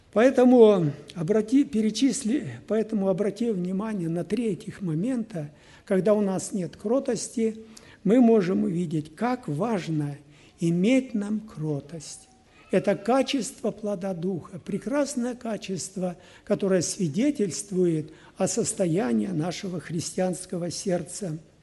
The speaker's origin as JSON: {"language": "Russian", "country": "Kyrgyzstan", "said": "Сам я был из Киргизии"}